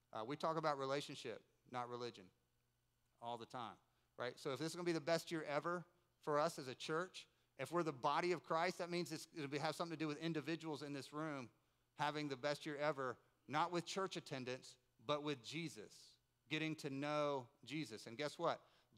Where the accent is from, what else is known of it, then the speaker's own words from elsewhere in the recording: Winston-Salem, North Carolina, United States; We grew up in Winston-Salem, North Carolina.